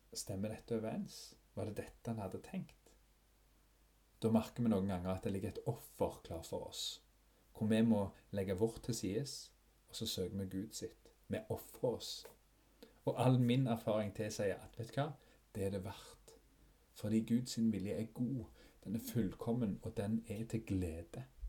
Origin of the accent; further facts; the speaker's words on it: Fogn, Ryfylke, Rogaland, Norway; den øya der jeg vokste opp, Fågen i Ryfylke